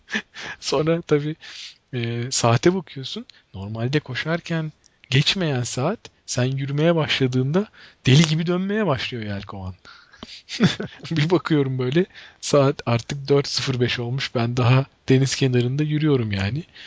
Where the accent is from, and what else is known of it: Ankara, Turkey